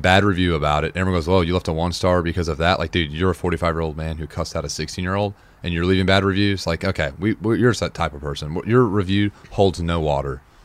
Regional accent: Nashville, Tennessee, United States; also born or lived in Wichita, Kansas; I'm from Nashville, but I was born in Wichita

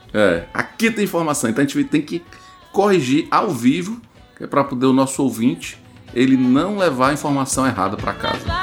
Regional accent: Ceará, Brazil; accent: cearense

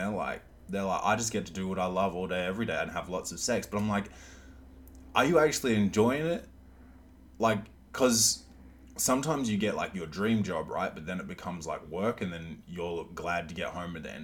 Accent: Australia; accent: half Australian, half American; my accent's fucked up. It's like half Australian, like half American

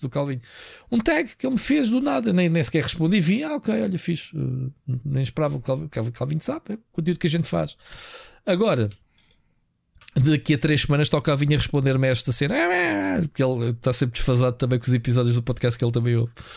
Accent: Portugal; eu sou português

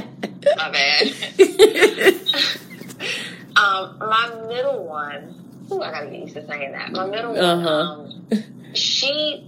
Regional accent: New Jersey, United States; also born or lived in New York / North Carolina; now in Augusta, United States; growing up in New Jersey, so I still have friends from there. Mm-hmm. And then, you know, living in North Carolina and now living in Augusta

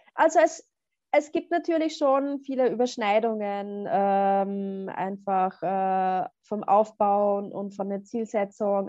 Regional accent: Upper Austria, Austria; Also ich bin ja auch aus Oberösterreich

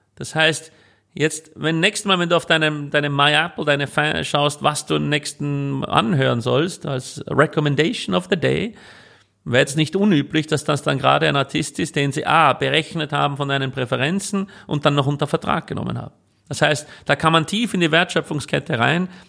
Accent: Switzerland; moved away as an adult; also born or lived in California, United States / Vienna, Austria; now in Austria; ich bin ja eigentlich Schweizer, in die Schweiz zurück und dann meine Eltern besucht

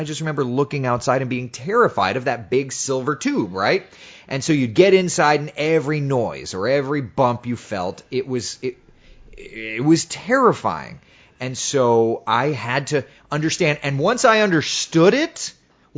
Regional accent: Central Florida, United States; I grew up in Central Florida

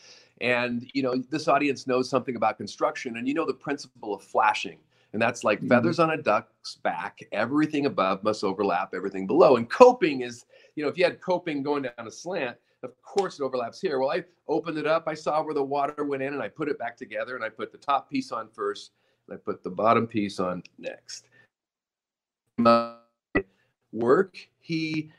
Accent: Oregon, United States; moved away; a younger kid growing up in Oregon in the mountains

